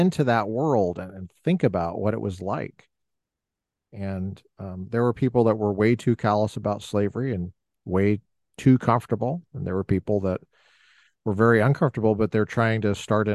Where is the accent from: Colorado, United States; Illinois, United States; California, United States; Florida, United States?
Colorado, United States; I'm born in Colorado. I'm a native Coloradan